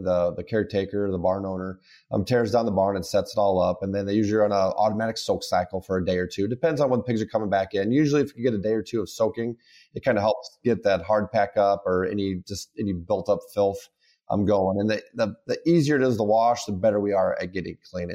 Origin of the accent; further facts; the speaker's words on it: Carroll, Iowa, United States; I'm from Carroll, Iowa.